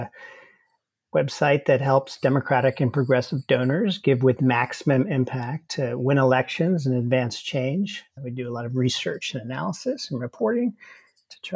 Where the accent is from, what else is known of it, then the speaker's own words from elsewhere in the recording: Hastings-on-Hudson, New York, United States; I grew up in Hastings-on-Hudson, which is a town outside New York City on the river